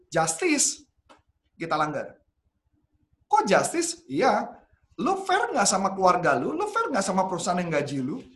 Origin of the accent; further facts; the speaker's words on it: Indonesia; Ya karena gue ngerasa gue warga negara Indonesia, gue orang